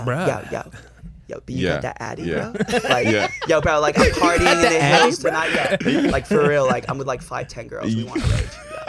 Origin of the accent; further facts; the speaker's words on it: London, United Kingdom; accent: RP London; moved away as an adult; now in Los Angeles, United States; So I'm from North. I'm from North London.